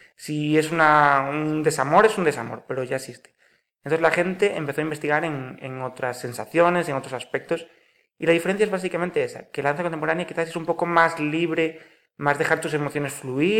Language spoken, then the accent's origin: Spanish; Pontevedra, Galicia, Spain; also born or lived in Marín; Nacido aquí en Pontevedra